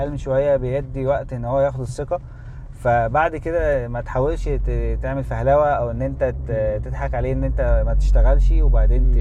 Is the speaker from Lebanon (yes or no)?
no; Egypt; إحنا كمصريين